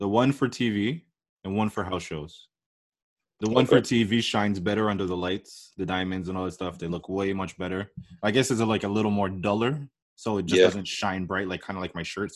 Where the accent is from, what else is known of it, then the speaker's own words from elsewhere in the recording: Canada; as a Canadian that knows French